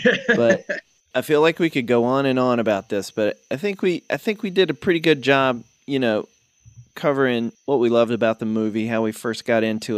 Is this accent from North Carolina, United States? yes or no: yes; King, North Carolina, United States; growing up in King